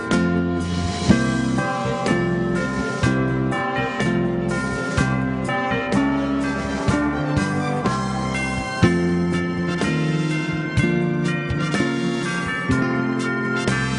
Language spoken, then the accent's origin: English; Nashville, Tennessee, United States; We're from Nashville, Tennessee